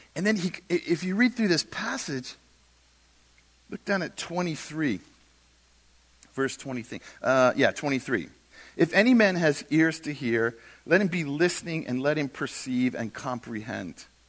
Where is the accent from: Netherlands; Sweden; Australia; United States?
United States; we're the American Christians